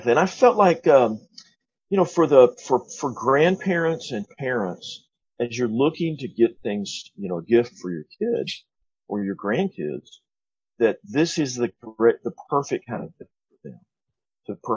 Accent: North Alabama, United States; now in Indiana, United States; first, I'm from North Alabama, but I live in Indiana. My life has revolved around up and down I 65

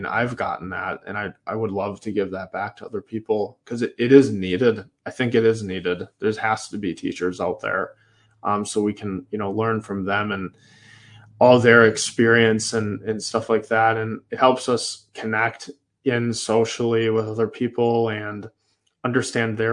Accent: Manitowoc, Wisconsin, United States; I'm from Manitowoc, Wisconsin

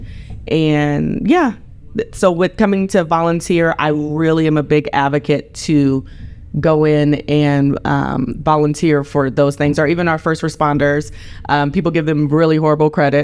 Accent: Fayetteville, North Carolina, United States; moved away; the little girl from Fayetteville, North Carolina

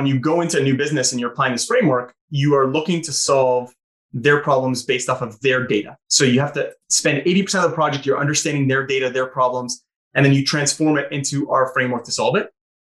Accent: St. Catharines, Ontario, Canada; moved away; I'm from St. Catharines.

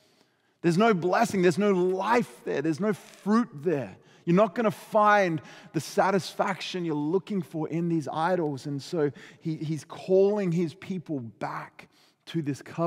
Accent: Adelaide, South Australia, Australia; moved away; we lived kind of in the outskirts of Adelaide, South Australia, on what we call a hobby farm

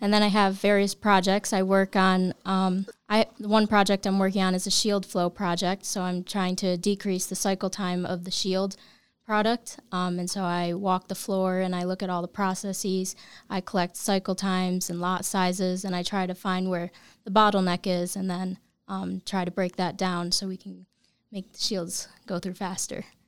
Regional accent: Bainbridge, New York, United States; I'm a local. I'm from Bainbridge, New

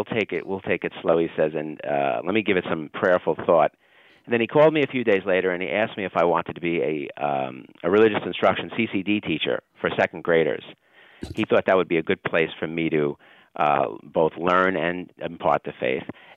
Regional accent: New York City, New York, United States; I grew up in Brooklyn, New York

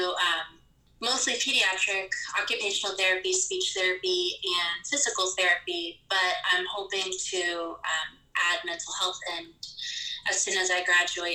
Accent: Florida, United States; now in Georgia, United States; I'm currently located in Georgia, although I'm originally from Florida

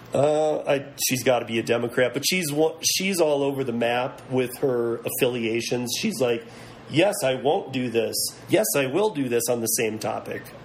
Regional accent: Michigan, United States; moved away; originally from Michigan, a lot of family from Detroit

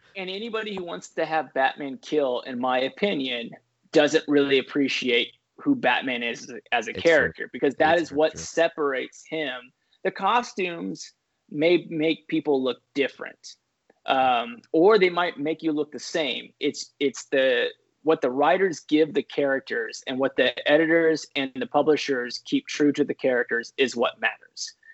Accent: San Diego, California, United States; also born or lived in Scripps Ranch, California; I grew up in San Diego, California

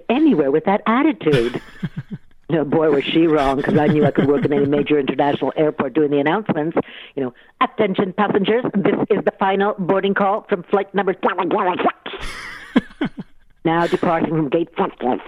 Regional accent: Ottawa, Ontario, Canada; growing up in Ottawa

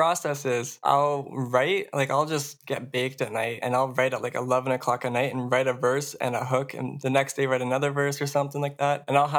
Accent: Quebec, Canada; born there; moved away; No, so that's when I was born in Quebec. We moved over here to get away from him.

